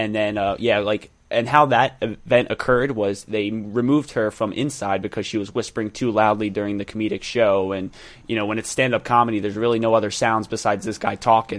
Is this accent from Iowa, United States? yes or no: no; Philadelphia, Pennsylvania, United States; moved away; I'm from Philadelphia